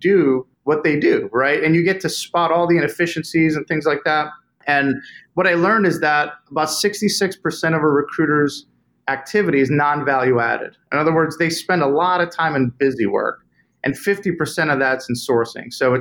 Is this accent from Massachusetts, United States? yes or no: yes; Boston, Massachusetts, United States; now in Charlotte, United States; I'm from Boston originally